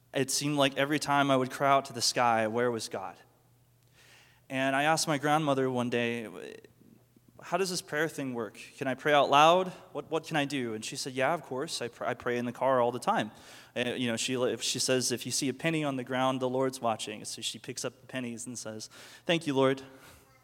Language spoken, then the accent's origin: English; Mustang, Oklahoma, United States; I grew up here in Mustang, just right by the Walmart, and my family's pretty much been here my whole life.